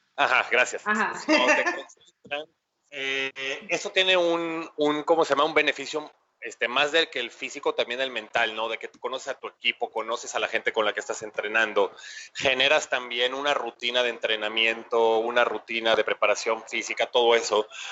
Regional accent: Mexico; somos mexicanos al final de cuentas

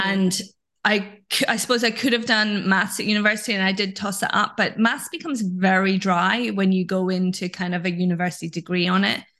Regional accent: Scotland, United Kingdom; now in London, United Kingdom; This is where I live now, although I grew up in Scotland.

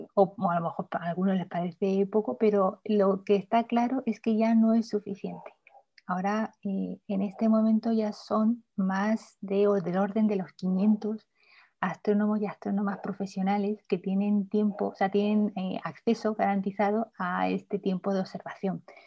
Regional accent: Murcia, Region of Murcia, Spain; moved away as an adult; also born or lived in Tenerife, Spain / Granada, Spain; now in Chile; empecé mis estudios en mi ciudad natal, en Murcia

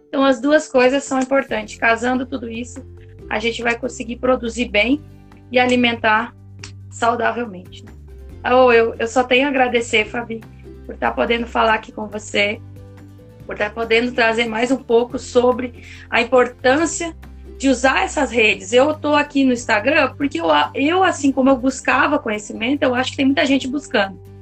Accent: South Region, Brazil; eu nasci aqui no Sul e sei muito bem o que é monocultura. E produzir aqui onde eu estou nesse momento é uma cidade muito pequenininha.

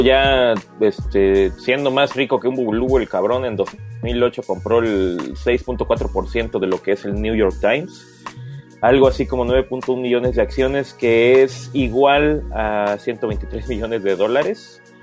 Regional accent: Mexico; como mexicanos que son, o que somos también

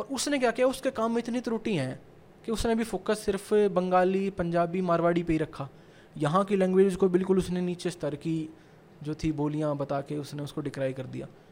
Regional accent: Sonipat, Haryana, India; मैं सोनीपत से हूँ

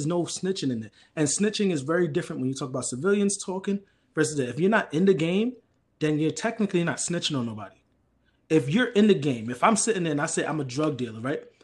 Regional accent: New York City, New York, United States; also born or lived in Harlem / Brooklyn / Queens; I'm from the Bronx

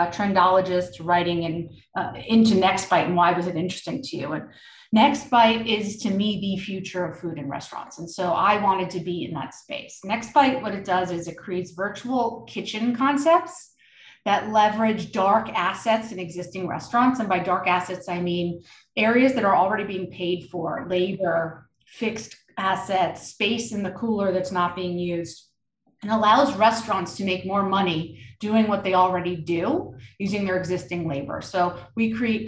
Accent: New York, United States; I grew up in New York

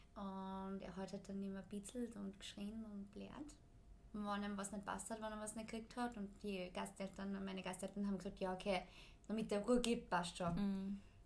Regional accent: Austria; bei uns in Österreich

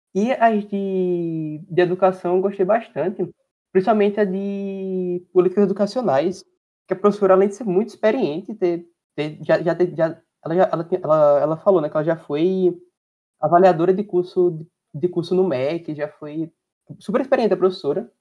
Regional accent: Caruaru, Pernambuco, Brazil; moved away as an adult; now in Recife, Brazil; Eu estudo no Federal em Recife e sou do Caruaru.

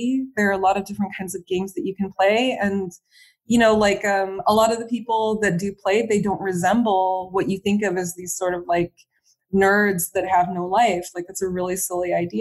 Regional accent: United States; moved away as an adult; now in France; being an American in France

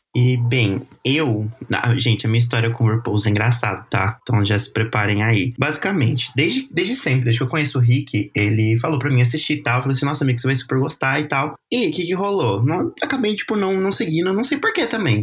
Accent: Brazil; como brasileiro

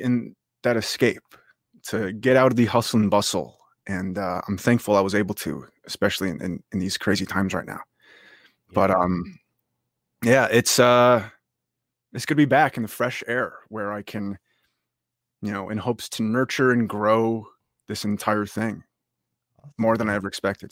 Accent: upstate New York, United States; I'm originally from upstate New York, the okay. m- absolute middle of nowhere. Uh, I've grown up there all my life

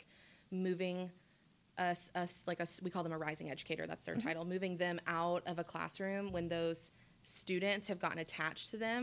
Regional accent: Memphis, Tennessee, United States; now in Bryant, United States; I'm originally from Memphis, Tennessee, and that's where I went to school

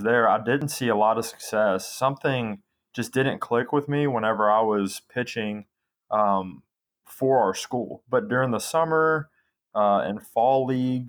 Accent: Memphis, Tennessee, United States; also born or lived in North Carolina; now in Nashville, United States; I was born in North Carolina, ended up moving to Memphis when I was 3

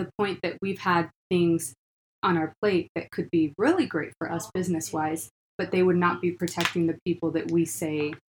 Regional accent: Washington, United States; now in Utah, United States; We're originally from Washington. That's where our home base is at.

